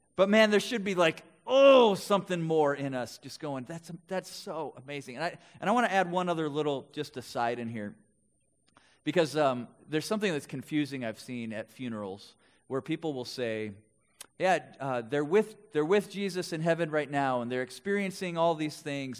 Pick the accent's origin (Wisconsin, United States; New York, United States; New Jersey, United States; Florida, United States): Wisconsin, United States; West Bend; now in Twin Cities, United States; I grew up in Wisconsin, in Milwaukee area, West Bend to be specific